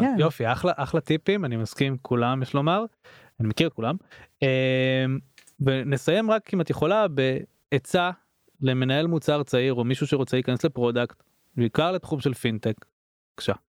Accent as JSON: {"language": "Hebrew", "country": "Israel", "said": "אנחנו כישראלים"}